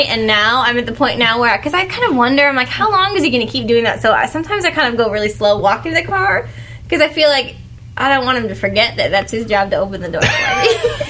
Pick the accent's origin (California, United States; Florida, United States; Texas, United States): California, United States; San Jose; I'm from Eastside, San Jose.